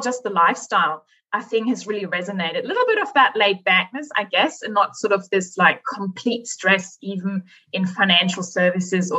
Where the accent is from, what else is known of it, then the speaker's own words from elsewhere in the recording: Germany; moved away as an adult; now in Australia; I was born and grew up in Germany and I lived there for 19 years